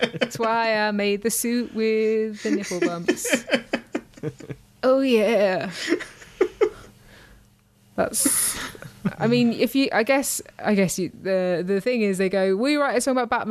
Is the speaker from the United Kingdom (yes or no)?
yes; United Kingdom; I'm British